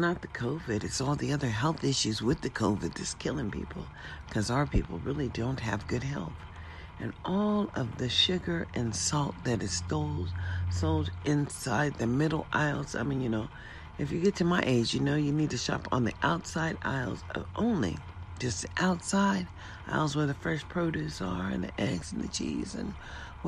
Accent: United States; we are all American citizens

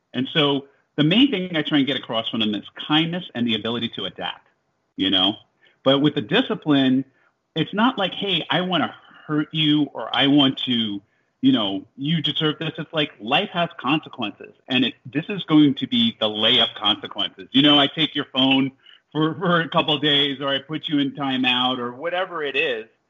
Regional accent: Jersey City, New Jersey, United States; moved away as an adult; also born or lived in Iowa; I was born in Jersey City, New Jersey

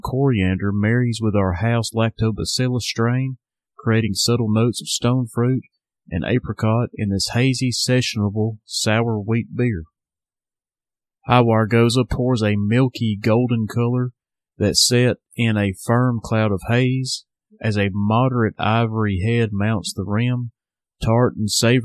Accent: Sheffield, Alabama, United States; Southern Package, my hometown craft beer shop

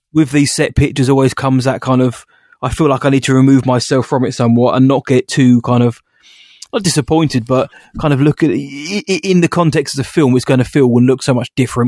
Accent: United Kingdom; I'm just British

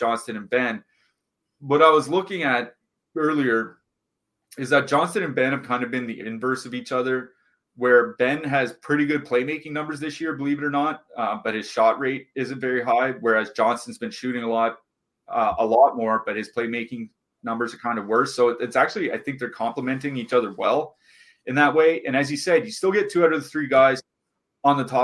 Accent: Canada; being a Canadian citizen

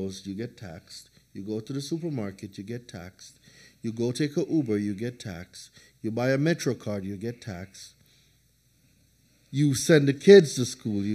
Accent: Jamaica; moved away as an adult; also born or lived in New Hampshire; I'm coming from Jamaica. 20 years of sunshine and rain. Dude, I've never seen snow.

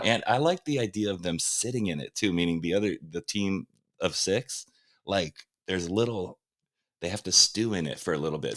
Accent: Huntington Beach, California, United States; I'm from Huntington Beach

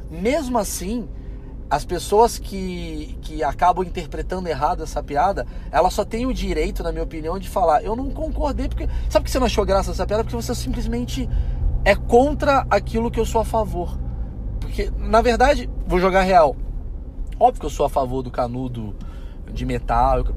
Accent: Portugal; Tem gente que não me contrata porque as pessoas são burras, achando que eu sou mais burro porque eu sou português.

